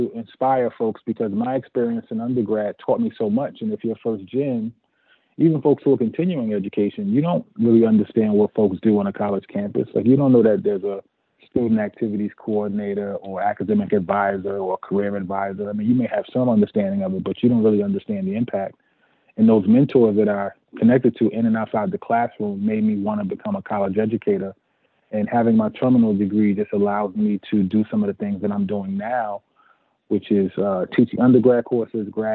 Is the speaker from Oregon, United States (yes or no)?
no; Newark, New Jersey, United States; I grew up on South Orange Avenue, lived in several locations in Newark, New Jersey